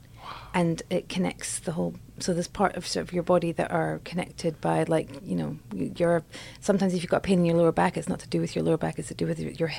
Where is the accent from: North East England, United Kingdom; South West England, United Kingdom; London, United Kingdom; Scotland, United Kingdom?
Scotland, United Kingdom; I'm from Scotland.